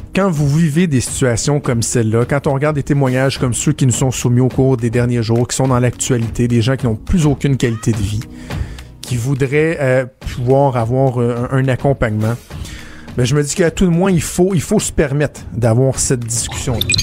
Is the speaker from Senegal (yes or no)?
no; Ville-la-Salle, Quebec, Canada; moved away; à l'hôpital, à Ville-la-Salle, dans ma, dans ma région natale, dans ma ville natale